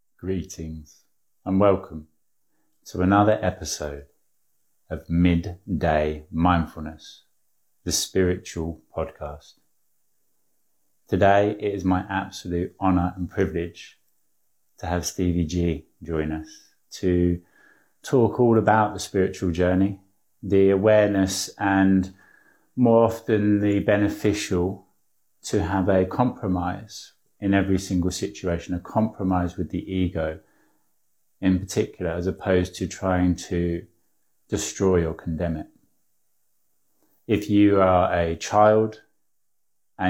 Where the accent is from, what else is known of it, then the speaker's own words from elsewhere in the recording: an hour or so above London, East of England, United Kingdom; The East Coast in the UK, so an hour or so above London.